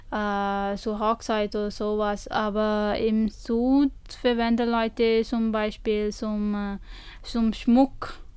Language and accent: German; India; German is a second language; now in Germany; ich komme aus Indien und … Und äh, ich wohne hier seit zwei Jahren